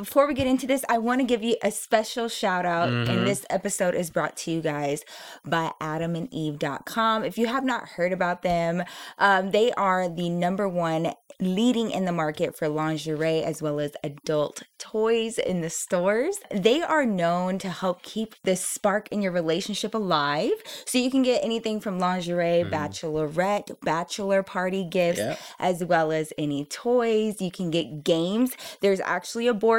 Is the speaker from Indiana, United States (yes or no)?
no; Dallas, Texas, United States; moved away as an adult; now in Denver, United States; I come from Dallas